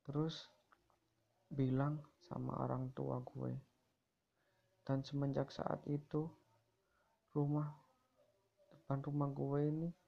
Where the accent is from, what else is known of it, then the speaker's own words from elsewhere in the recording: Gresik, East Java, Indonesia; Gue berasal dari Gersik.